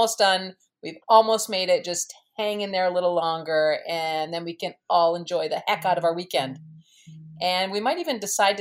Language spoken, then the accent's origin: English; Minnesota, United States; moved away as an adult; also born or lived in Louisville, Kentucky; I was born and raised in Minnesota. I moved when I was almost 21 to Louisville, Kentucky